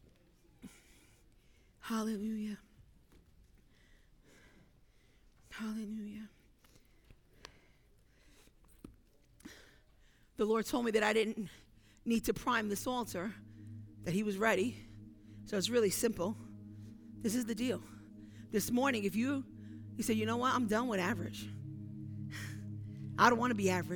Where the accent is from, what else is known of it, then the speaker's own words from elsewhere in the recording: New York City, New York, United States; I'm from Brooklyn